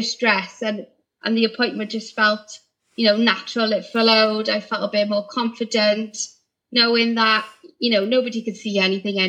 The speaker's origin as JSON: {"language": "English", "town": "Barry", "region": "Wales", "country": "United Kingdom", "said": "I'm from Barry, so I live local to the store"}